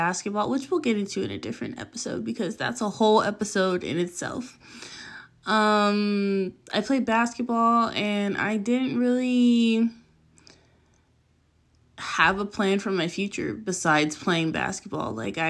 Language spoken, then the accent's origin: English; La Puente, California, United States; also born or lived in Pasadena; I am 27 from Southern California. I would name a place, but I never stay in one place long enough for me to claim it as home. As a child, I lived in the city of La Puente, which is off the 10 freeway.